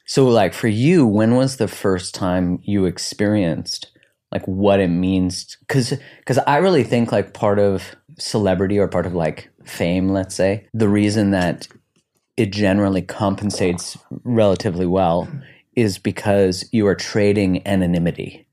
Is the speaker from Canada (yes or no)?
yes; Canada; now in United States; I'm Canadian